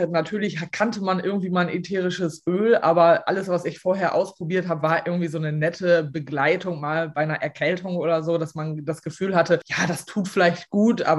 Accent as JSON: {"language": "German", "region": "Lower Saxony", "country": "Germany", "said": "Ich komme aus Ostfriesland, lebe hier mit meinem Mann und meinen zwei Söhnen ähm, auf einem Resthof."}